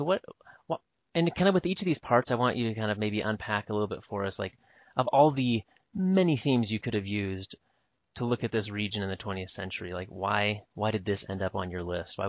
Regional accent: Northwest, United States; I'm not from the Southwest. I'm from the Northwest.

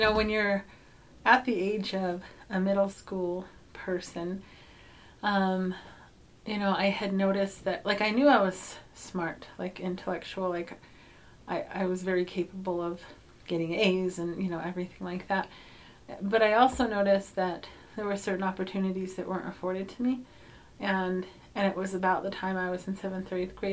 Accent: Kirtland, New Mexico, United States; also born or lived in Logan, Utah / Red Valley, Arizona / Cove, Arizona; I grew up mostly in the Four Corners in Kirtland, New Mexico.

